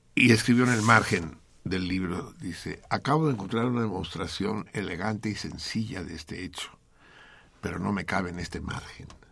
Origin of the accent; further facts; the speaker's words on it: Tenochca, Mexico City, Mexico; yo no soy chilango, yo soy Tenochca